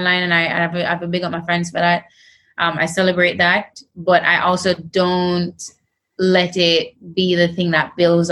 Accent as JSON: {"language": "English", "country": "Jamaica", "said": "I'm Jamaican"}